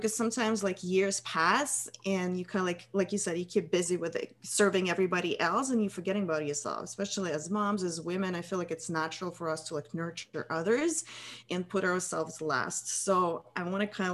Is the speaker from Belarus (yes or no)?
no; Russia; moved away as an adult; now in United States; I'm from Russia originally.